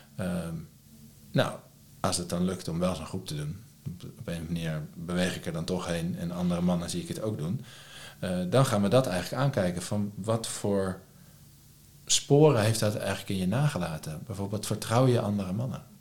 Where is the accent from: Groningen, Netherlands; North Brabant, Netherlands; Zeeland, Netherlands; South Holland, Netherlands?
South Holland, Netherlands; Lisse; also born or lived in Leiden; Lisse waar ik vandaan kom